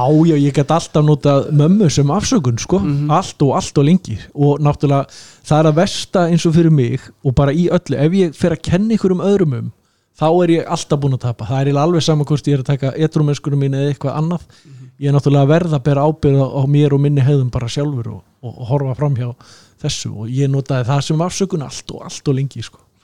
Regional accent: Southern Region, Iceland; þar sem ég ólst upp á Suðurlandinu

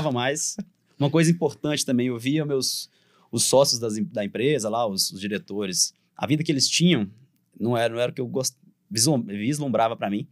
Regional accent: Divinópolis, Minas Gerais, Brazil; accent: mineiro; A gente é de Divinópolis

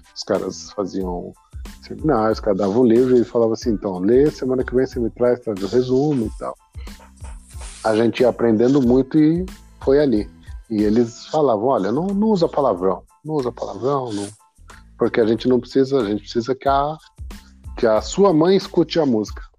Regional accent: São Paulo, Brazil; Eu sou da cidade de Tiradentes também

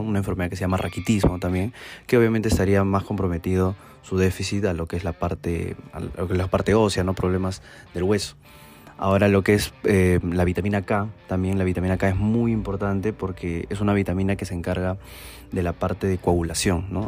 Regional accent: Tacna, Peru; soy de la ciudad de Tacna y soy médico egresado de la Universidad Privada de Tacna

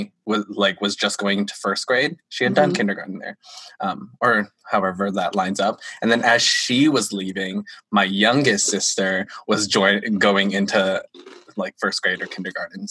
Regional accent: California, United States; now in Canada; I live in Canada, even though I grew up in California with Michelle

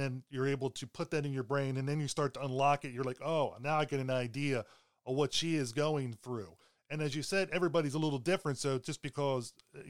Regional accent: Baltimore, Maryland, United States; also born or lived in Pennsylvania; I was growing up in Baltimore after we moved from Pennsylvania

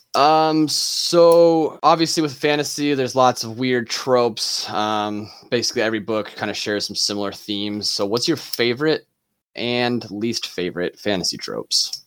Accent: Nebraska, United States; we're all three from Nebraska

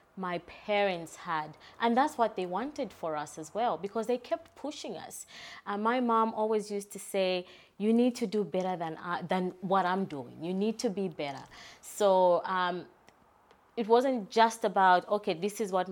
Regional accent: Zambia; now in Perth, Australia; So growing up, I'm from Zambia, so I was born in Zambia.

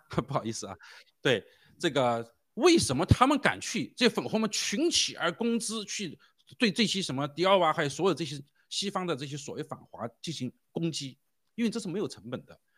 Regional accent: China; 我们中国人

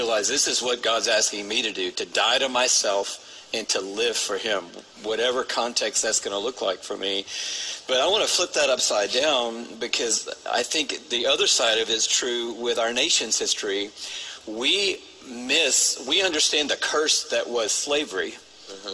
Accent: Atlanta, Georgia, United States; grow up in Atlanta

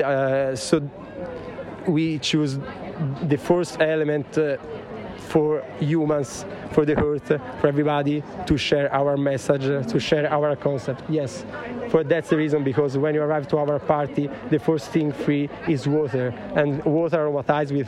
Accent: Florence, Tuscany, Italy; I come from Florence

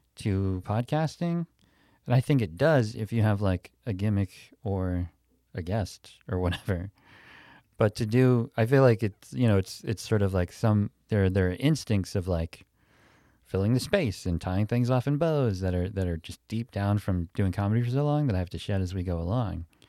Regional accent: Pittsburgh, Pennsylvania, United States; moved away; I grew up in Pittsburgh when I was a little kid

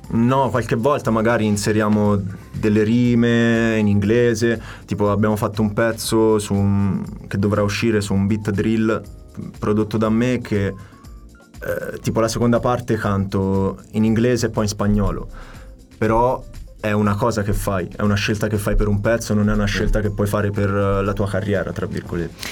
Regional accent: Tuscany, Italy; moved away as an adult; also born or lived in Naples / Paris; now in London, United Kingdom; Sono nato a Napoli, sì. mi trasferisco in Toscana

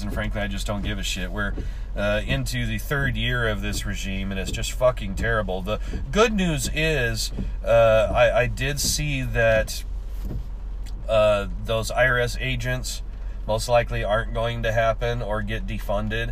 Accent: Washington, United States; moved away; I grew up in Washington. I learned to drive in Washington

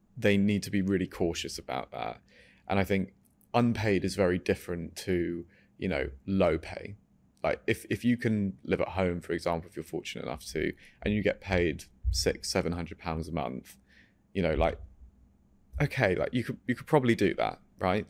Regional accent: Farnham, South East England, United Kingdom; also born or lived in France; we're from Surrey

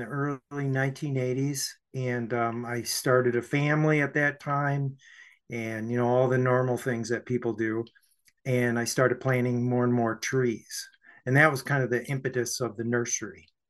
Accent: Saginaw, Michigan, United States; my hometown, Saginaw, Michigan

